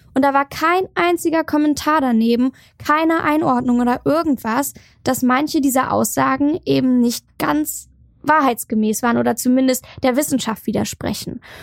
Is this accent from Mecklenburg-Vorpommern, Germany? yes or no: yes; Schwerin, Mecklenburg-Vorpommern, Germany; Also ich komme aus Schwerin, bin da gebürtig und, und auch aufgewachsen